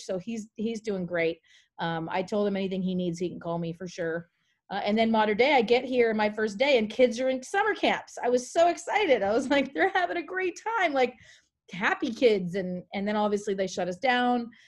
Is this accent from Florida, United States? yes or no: no; Maine, United States; moved away as an adult; also born or lived in Carlsbad, California; I'm originally from Maine. That's where I grew up